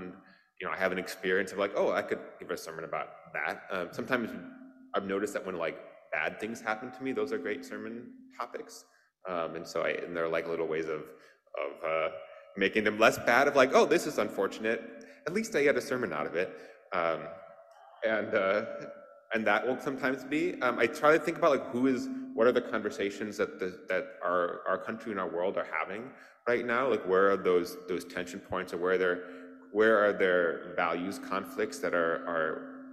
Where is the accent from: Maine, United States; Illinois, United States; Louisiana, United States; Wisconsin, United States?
Wisconsin, United States; moved away; I grew up in Wisconsin and we're Packers fans